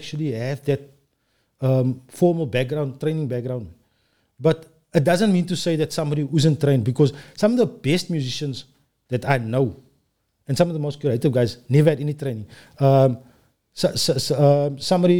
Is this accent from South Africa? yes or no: yes; Cape Town, Western Cape, South Africa; also born or lived in Bellville; I'm from Els River. Lived there most of my life.